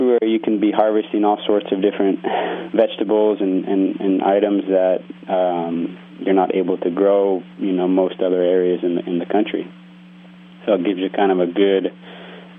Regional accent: Brawley, California, United States; moved away as an adult; also born or lived in Santa Barbara, California; I grew up out in the Imperial Valley in a town called Brawley. It's in the desert in southeastern California

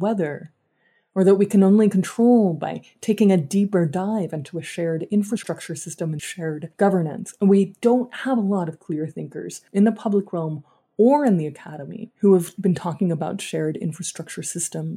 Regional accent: Dallas, Texas, United States; I grew up in Dallas, Texas, where I currently live

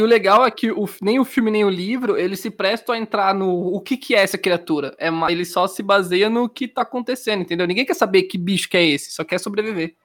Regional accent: São Paulo, Brazil; eu sou paulista

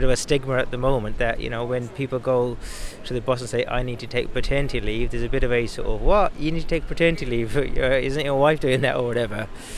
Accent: Wolverhampton, West Midlands, United Kingdom; I'm from Wolverhampton.

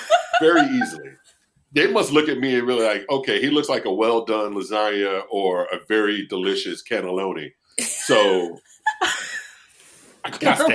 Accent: United States; I'm an American.

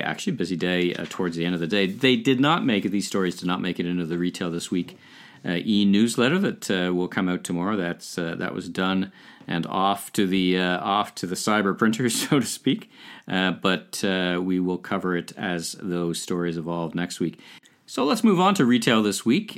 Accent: Ottawa, Ontario, Canada; in the Bywood Market in Ottawa, my hometown

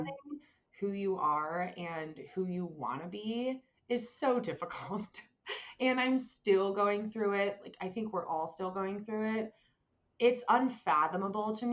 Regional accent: Indiana, Pennsylvania, United States; moved away as an adult; now in Philadelphia, United States; Western PA, like IUP, if you've heard of it, that is my hometown

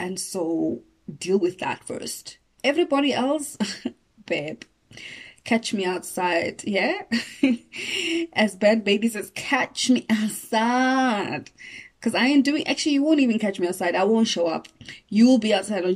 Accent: Johannesburg, Gauteng, South Africa; I didn't grow up in Venda. I grew up in Joburg, but I know Venda

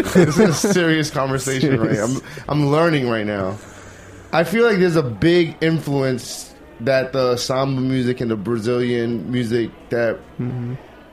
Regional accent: United States; As an American

